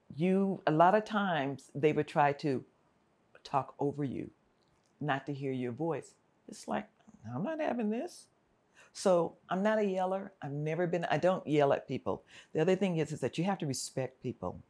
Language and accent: English; Los Angeles, California, United States; also born or lived in Fullerton, California; So, I'm from South Central Los Angeles. I grew up in Watts, in the Compton area